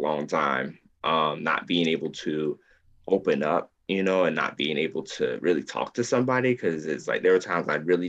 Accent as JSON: {"language": "English", "town": "Columbus", "region": "Georgia", "country": "United States", "tie": "born or raised there", "said": "I am born and raised in Columbus, Georgia. I'm in the South"}